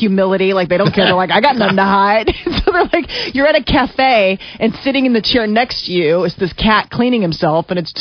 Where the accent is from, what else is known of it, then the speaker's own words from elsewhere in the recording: United States; We're so American